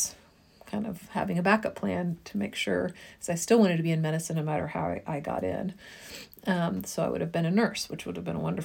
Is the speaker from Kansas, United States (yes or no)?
yes; Topeka, Kansas, United States; moved away as an adult; also born or lived in New Haven, Connecticut; I was born and raised in Topeka, Kansas